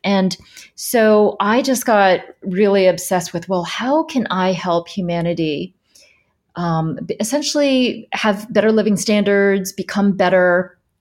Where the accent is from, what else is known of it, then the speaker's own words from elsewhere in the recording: United States; moved away as an adult; also born or lived in Shanghai, China; I'm this American